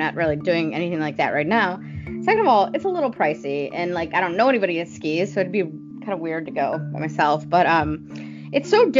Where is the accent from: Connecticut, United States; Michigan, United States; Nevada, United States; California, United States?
Michigan, United States; Cass Lake; I grew up on Cass Lake